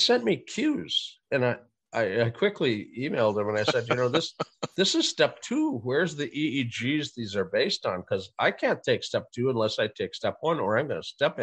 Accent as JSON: {"language": "English", "region": "North Dakota", "country": "United States", "tie": "born or raised there", "moved": "yes", "lives_now": "California, United States", "said": "Or I grew up in North Dakota. They have ditches there."}